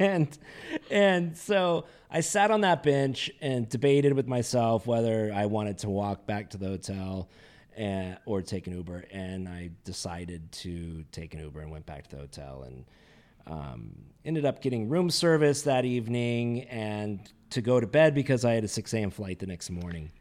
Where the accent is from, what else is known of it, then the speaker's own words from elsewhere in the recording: Carlsbad, California, United States; being born and raised in Southern California and actually in a town called Carlsbad, which is north county of San Diego